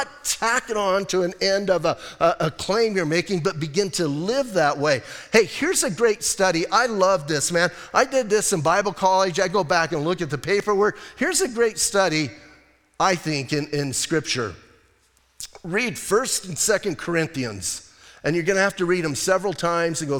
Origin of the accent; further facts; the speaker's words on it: Bisbee, Arizona, United States; now in Sierra Vista, United States; I'm from Bisbee. We in Bisbee, hey, when I was growing up, we thought, you know, if we got outside that tunnel and got to Tucson, that was a big deal